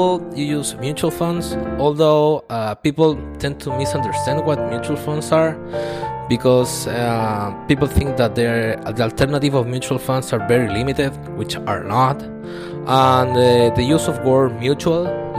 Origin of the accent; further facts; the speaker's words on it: Chile; I'm from Chile